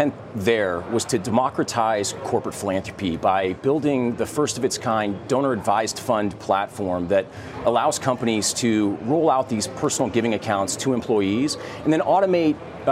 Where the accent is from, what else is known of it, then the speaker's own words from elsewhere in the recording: Midwest, United States; I grew up in the Midwest, where I think giving back is just a little bit of part of the community